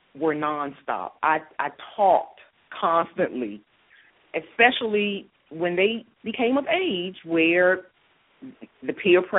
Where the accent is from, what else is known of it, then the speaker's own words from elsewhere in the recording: Washington, District of Columbia, United States; moved away as an adult; also born or lived in Philadelphia, Pennsylvania; now in Atlanta, United States; I was born and raised in Washington, D.C.